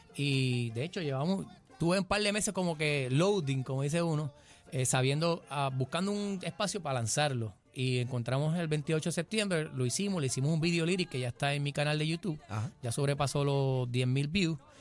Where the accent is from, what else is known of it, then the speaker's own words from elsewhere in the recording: Naranjito, Puerto Rico; me dio clase de música a mí en noveno grado en la escuela Mercedes Rosado en Naranjito